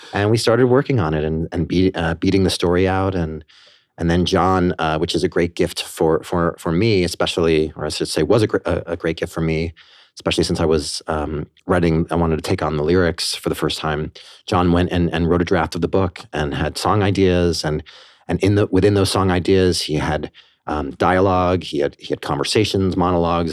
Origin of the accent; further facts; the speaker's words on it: Port Washington, New York, United States; also born or lived in Banksville, Westchester, New York / Armonk, New York; I grew up on Long Island in Port Washington. I lived there until I was thirteen, and then my parents moved us to, uh, the Banksville area of Westchester